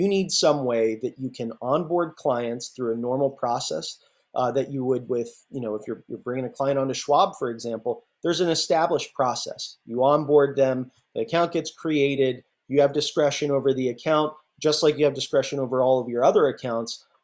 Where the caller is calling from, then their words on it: Oakland, California, United States; I'm out here in the uh, lovely San Francisco Bay, in the, the hills of Oakland, actually.